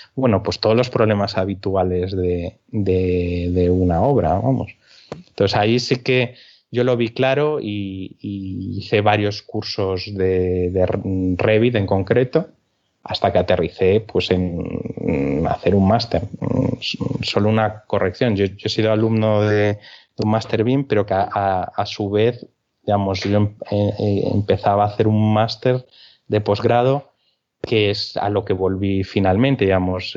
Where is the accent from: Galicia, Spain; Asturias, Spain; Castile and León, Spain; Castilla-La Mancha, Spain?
Galicia, Spain; now in Albacete, Spain; soy gallego